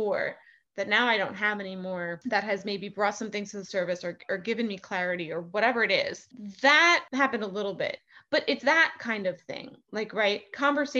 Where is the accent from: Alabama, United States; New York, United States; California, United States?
New York, United States; New York City; as a New Yorker